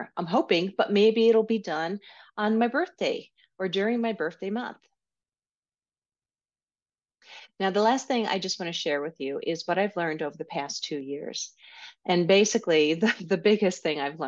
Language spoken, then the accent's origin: English; New York, United States; accent: New York; my New York accent might be coming out more.